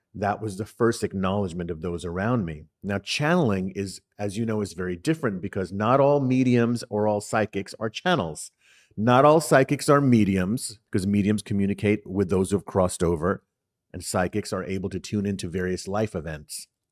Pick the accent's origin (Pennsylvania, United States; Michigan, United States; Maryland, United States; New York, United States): New York, United States; New York City; also born or lived in Harlem, New York City; growing up in the Bronx in New York City